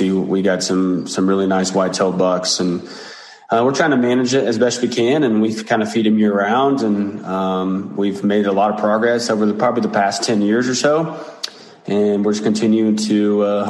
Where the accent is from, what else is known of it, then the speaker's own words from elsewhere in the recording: United States; Tologa, which is my hometown